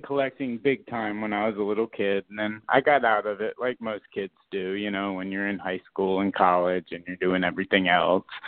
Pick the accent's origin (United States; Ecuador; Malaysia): United States; South Florida; moved away; I grew up playing hockey in South Florida